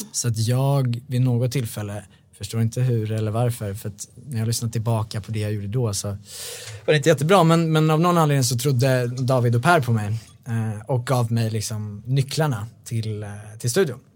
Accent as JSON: {"language": "Swedish", "town": "Bålsta", "region": "Uppsala County", "country": "Sweden", "tie": "born or raised there", "moved": "yes", "lives_now": "Stockholm, Sweden", "said": "Jag är uppvuxen i Bålsta"}